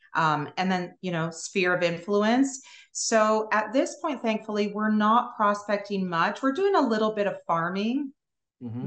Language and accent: English; Toronto, Ontario, Canada; moved away as an adult; now in Pensacola, United States; I'm originally from Toronto, Canada